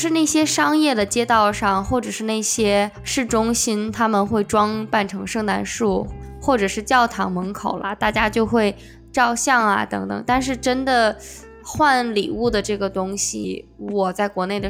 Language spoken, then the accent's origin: Chinese; China; moved away; 因为在国内，